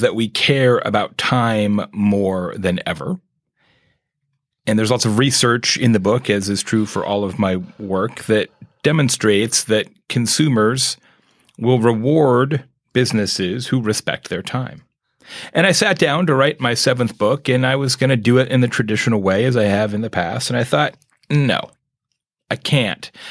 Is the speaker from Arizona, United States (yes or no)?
yes; Arizona, United States; moved away as an adult; growing up in Arizona, I spent the first forty years of my life there